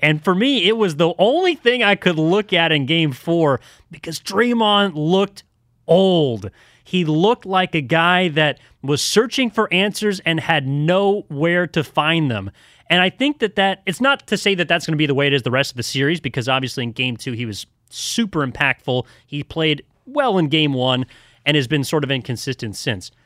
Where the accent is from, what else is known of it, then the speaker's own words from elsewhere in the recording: El Cerrito, California, United States; I'm originally from the East Bay. Grew up in El Cerrito